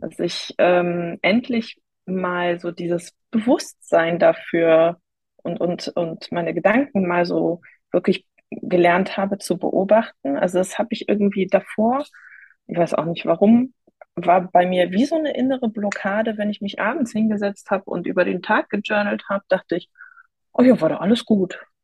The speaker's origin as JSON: {"language": "German", "area": "near Cologne", "region": "North Rhine-Westphalia", "country": "Germany", "said": "ich komme aus der Nähe von Köln"}